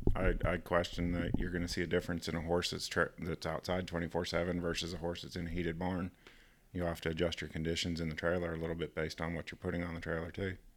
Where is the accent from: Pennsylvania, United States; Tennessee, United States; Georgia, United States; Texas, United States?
Georgia, United States; accent: American; moved away as an adult; also born or lived in Ontario / Florida / Mississippi; now in Canada; grew up in, uh, mostly in Georgia